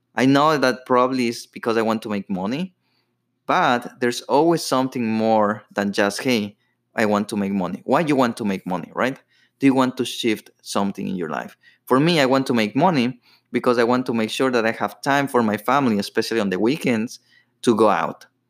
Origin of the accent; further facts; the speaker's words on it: Ecuador; moved away; I grew up in Ecuador